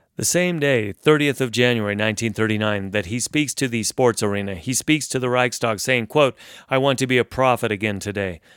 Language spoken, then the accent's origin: English; United States; Growing up in the United States